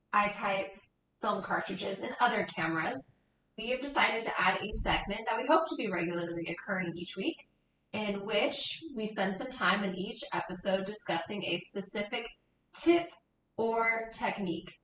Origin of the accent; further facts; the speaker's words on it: West Coast, United States; growing up on the West Coast